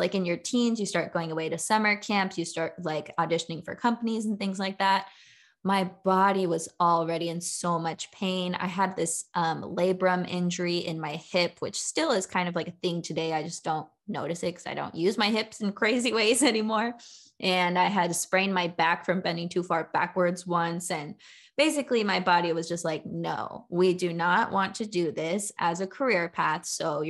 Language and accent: English; Southern California, United States; my whole life growing up in California, mainly in Southern California